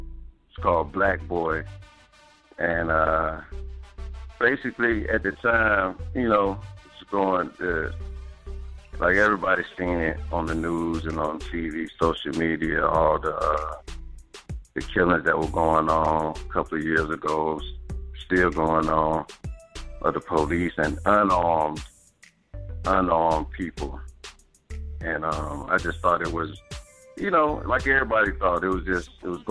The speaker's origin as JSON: {"language": "English", "area": "Bull City", "region": "North Carolina", "country": "United States", "moved": "yes", "lives_now": "Baltimore, United States", "said": "I'm from North Carolina, Bull City, Williamson, North Carolina."}